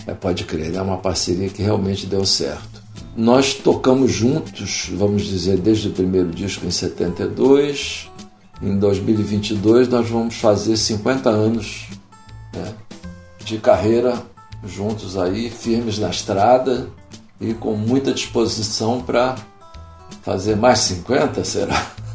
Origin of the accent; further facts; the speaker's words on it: Rio de Janeiro, Brazil; moved away as an adult; now in Braga, Portugal; Eu sou carioca